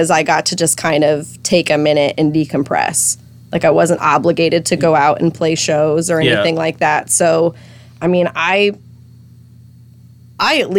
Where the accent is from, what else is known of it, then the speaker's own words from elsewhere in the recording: Lakeville, Massachusetts, United States; moved away as an adult; also born or lived in Nashville, Tennessee; I'm originally from Lakeville